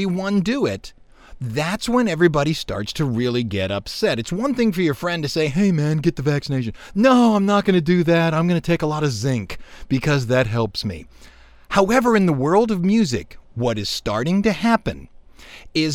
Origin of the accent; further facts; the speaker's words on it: Hammond, Louisiana, United States; We're from Hammond